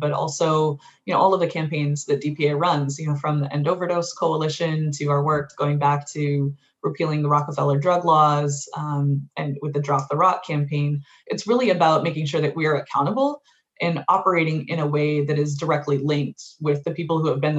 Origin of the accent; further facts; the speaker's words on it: Los Angeles, California, United States; now in New York, United States; I'm from California originally, but grew up, you know, in and around Inglewood and downtown